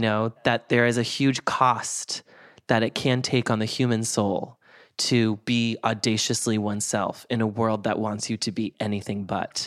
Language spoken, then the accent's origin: English; Boston, Massachusetts, United States; moved away; I'm from Boston originally